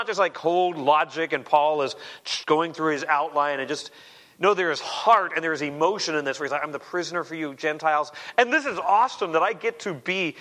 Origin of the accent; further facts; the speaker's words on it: Arizona, United States; I grew up in Arizona